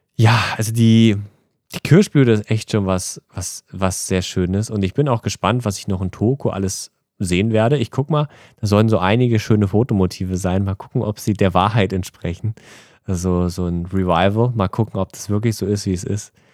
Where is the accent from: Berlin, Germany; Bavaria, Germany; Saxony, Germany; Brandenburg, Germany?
Berlin, Germany; moved away as an adult; now in Tokyo, Japan; als Berliner aus Tokio